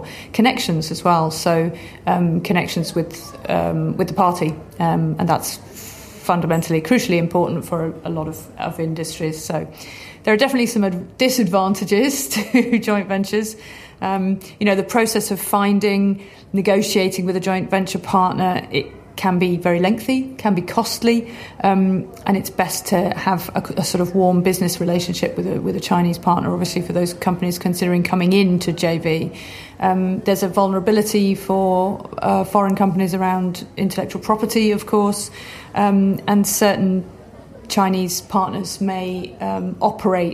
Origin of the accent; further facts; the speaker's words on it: United Kingdom; moved away as an adult; now in Shanghai, China; I'm British